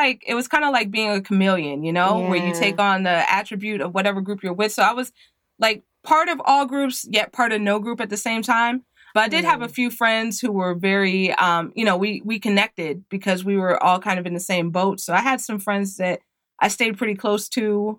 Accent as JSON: {"language": "English", "town": "Alexandria", "region": "Virginia", "country": "United States", "tie": "born or raised there", "lives_now": "Woodbridge, United States", "said": "I'm born and raised in Alexandria, Virginia."}